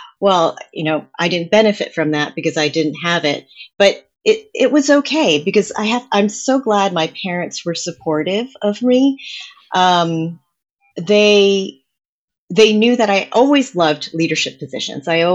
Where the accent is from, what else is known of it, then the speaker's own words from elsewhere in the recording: New Jersey, United States; first language English; growing up in New Jersey